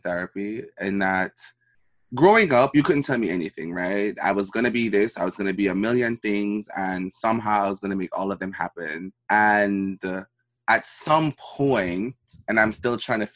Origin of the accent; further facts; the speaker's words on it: Jamaica; moved away; when I was growing up in Jamaica